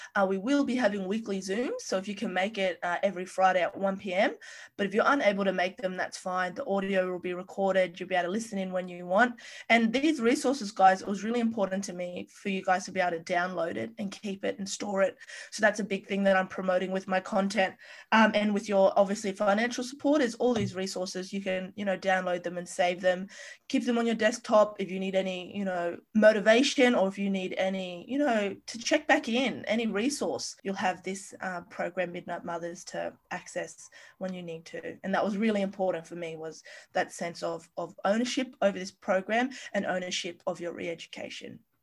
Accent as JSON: {"language": "English", "country": "Australia", "said": "being a Australian citizen"}